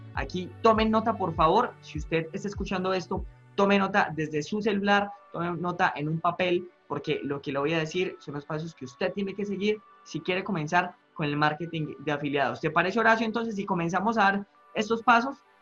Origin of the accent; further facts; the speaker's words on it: Medellín, Antioquia, Colombia; En Medellín, yo soy, yo soy paisa